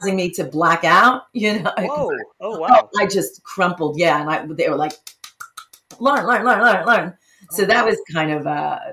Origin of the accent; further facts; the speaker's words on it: New York City, New York, United States; I grew up in the Bronx